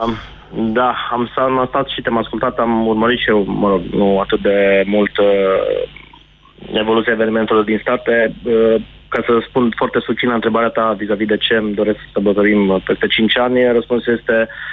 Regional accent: Timișoara, Timiș County, Romania; eu te sunt din Timișoara

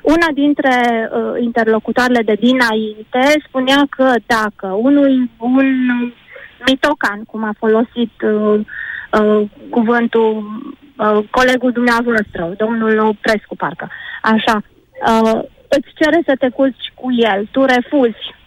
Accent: Romania; suntem români

